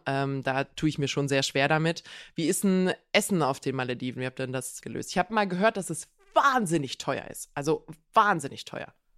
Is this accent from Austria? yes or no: no; Croatia; moved away